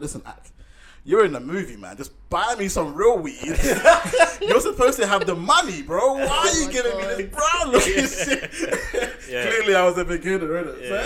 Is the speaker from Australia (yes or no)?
no; Sweden; moved away; I'm from Sweden